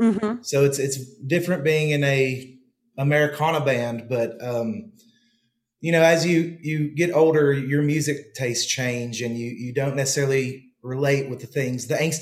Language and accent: English; Barren County, Kentucky, United States; I was raised in Barron County, Kentucky. So I'm a Kentucky boy also.